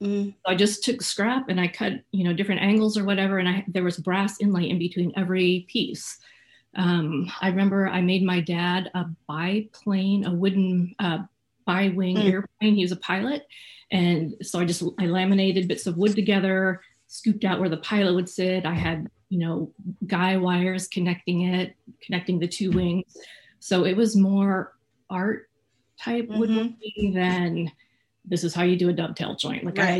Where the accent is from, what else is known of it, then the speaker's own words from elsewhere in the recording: Kansas, United States; also born or lived in Phoenix, United States / California; So I grew up kind of all over. I was born in Phoenix and I was there till, I don't know, 8 maybe. Lived in California for a couple of years, moved to the Midwest, Kansas, when I was, I think, in 5th grade.